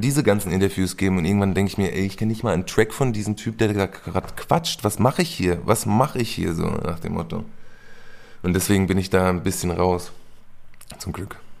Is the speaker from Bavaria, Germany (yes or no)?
yes; near Aschaffenburg, Bavaria, Germany; now in Berlin, Germany; ich komme aus Aschaffenburg, Umgebung sogar. Eher Kaff, 800 Einwohner sind wir